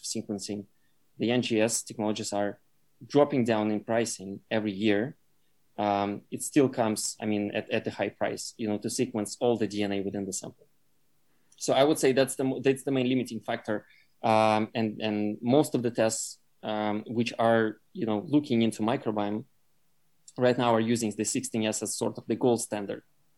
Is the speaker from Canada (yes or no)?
no; Russia; moved away; I grew up in Russia